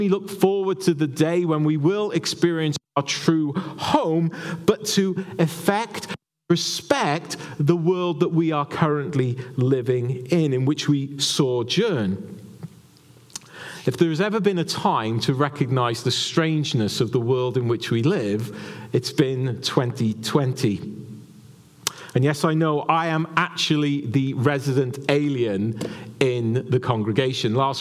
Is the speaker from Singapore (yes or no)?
no; Wales, United Kingdom; moved away; as a Welshman, you apply it to being in Wales and being in the homeland of Wales